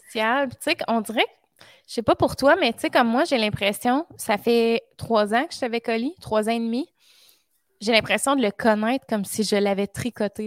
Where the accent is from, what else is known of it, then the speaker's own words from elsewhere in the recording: Drummondville, Quebec, Canada; je suis dans ma ville natale